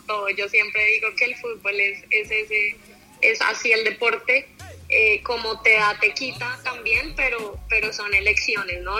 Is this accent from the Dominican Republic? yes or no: no; Colombia; moved away as an adult; also born or lived in United States; yo quería jugar en mi país